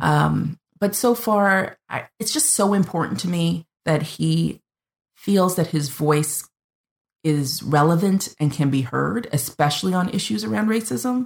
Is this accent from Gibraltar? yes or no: no; Canada; I'm the Canadian